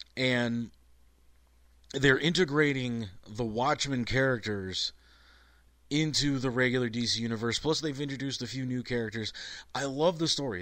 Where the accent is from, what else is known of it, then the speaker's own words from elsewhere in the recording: Cleveland, Ohio, United States; I'm from Cleveland